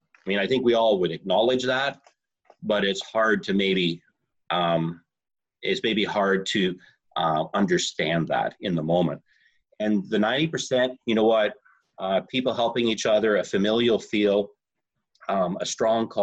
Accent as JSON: {"language": "English", "region": "Southern Alberta", "country": "Canada", "tie": "born or raised there", "said": "the little town where I grew up in Southern Alberta."}